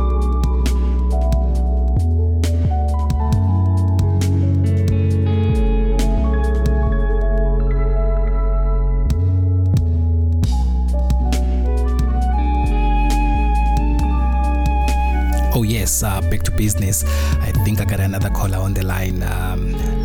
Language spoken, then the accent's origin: English; South Africa; being a South African